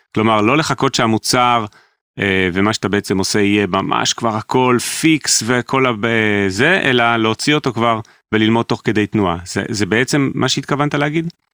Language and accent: Hebrew; Jerusalem, Jerusalem District, Israel; גדלנו על אותם דברים, רק אני בירושלים